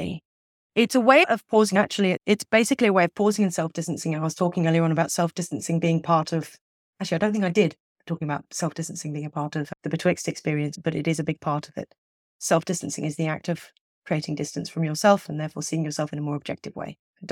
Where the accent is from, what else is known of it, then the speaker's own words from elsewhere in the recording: England, United Kingdom; So as somebody growing up in England, not everybody believes in Father Christmas as a child.